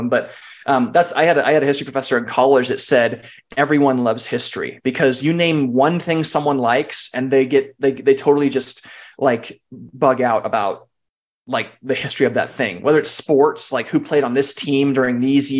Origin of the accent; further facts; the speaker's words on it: California, United States; I grew up in California